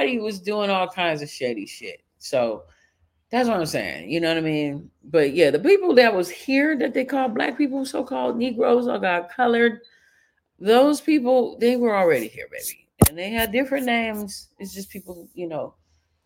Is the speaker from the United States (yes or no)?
yes; Chicago, Illinois, United States; I grew up in Chicago